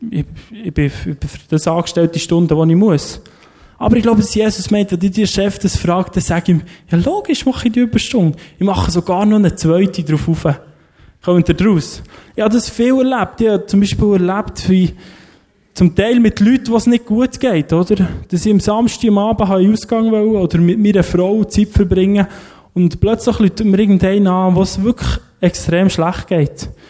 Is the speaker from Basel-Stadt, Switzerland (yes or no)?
no; Lerchenfeld, Bern, Switzerland; ich bin im Lerchenfeld aufgewachsen, dort sind extrem viele Velo geklaut worden.